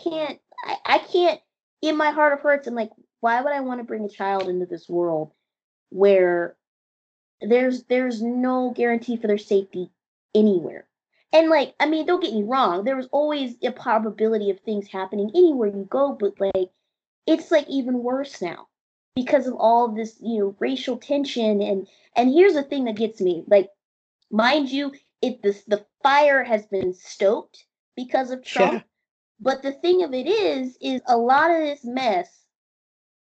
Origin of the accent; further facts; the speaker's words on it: United States; I'm American and I love being American